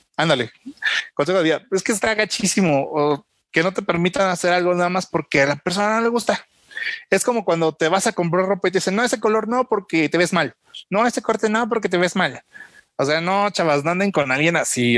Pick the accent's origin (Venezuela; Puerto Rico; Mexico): Mexico; Como mexicanos